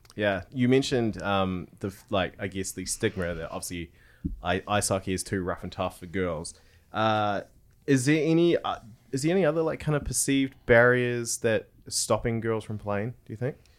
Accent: Tauranga, Bay of Plenty, New Zealand; growing up in Tauranga, there was the Tauranga Mighty Ducks

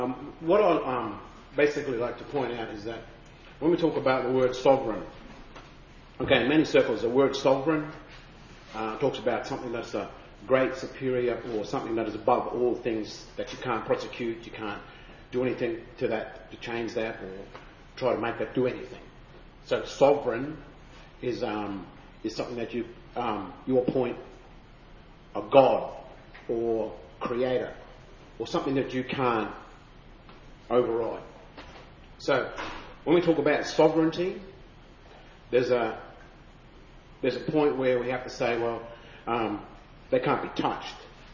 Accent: Queensland, Australia; I come from the Wangoon country and Yagalingu. That's out that way where Alpha and Claremont, where my father, grandfather, and great grandfather come from. My language is Widi

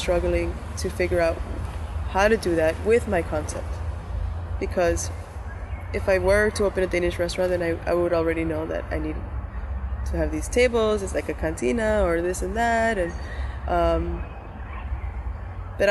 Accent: United States; moved away; I grew up in the States

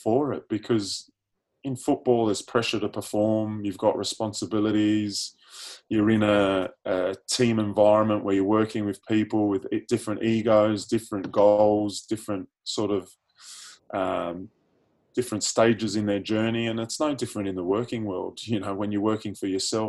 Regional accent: Sydney, New South Wales, Australia; also born or lived in United Kingdom; now in Adelaide, Australia; I'm an honorary South Australian now, I'm originally from Sydney

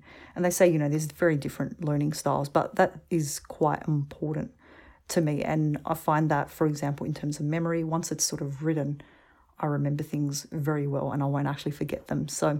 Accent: Australia; I'm like, I'm from Australia. It's very clear.

